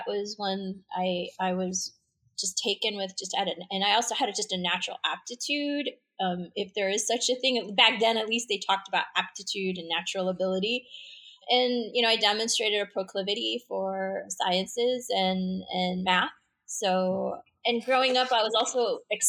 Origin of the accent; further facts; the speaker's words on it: Chicago, Illinois, United States; also born or lived in Vadodara (Baroda), Gujarat, India; I came here when I was 18 months old. My father landed in O'Hare Airport in Chicago, and that's where I ended up growing up